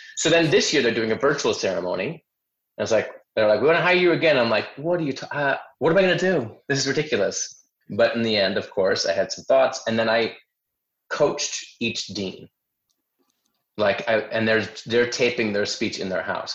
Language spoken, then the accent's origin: English; Chicago, Illinois, United States; moved away as an adult; also born or lived in New York; my hometown, which is Chicago